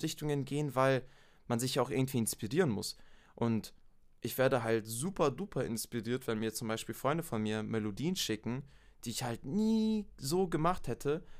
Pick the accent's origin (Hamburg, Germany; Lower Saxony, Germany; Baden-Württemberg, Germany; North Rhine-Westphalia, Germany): Baden-Württemberg, Germany; near Stuttgart; now in Munich, Germany; Ich bin ursprünglich in äh, der Nähe von Stuttgart geboren worden und seit zehn Jahren wohne ich jetzt in München, Bayern.